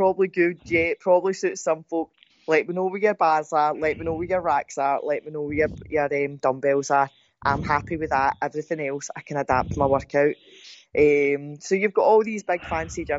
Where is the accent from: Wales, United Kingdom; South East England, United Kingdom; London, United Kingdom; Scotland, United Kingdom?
Scotland, United Kingdom; Ayrshire; accent: Ayrshire; my pure Ayrshire accent